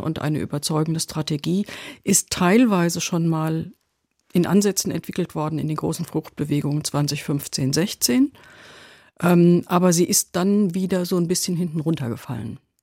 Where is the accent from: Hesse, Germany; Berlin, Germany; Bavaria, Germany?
Hesse, Germany; wir Hessen